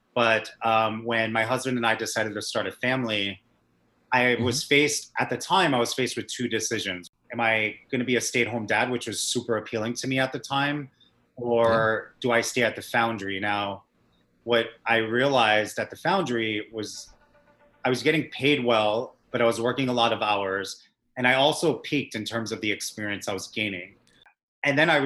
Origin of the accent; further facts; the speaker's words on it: Massachusetts, United States; moved away as an adult; also born or lived in Los Angeles; now in New York, United States; I was born in Massachusetts.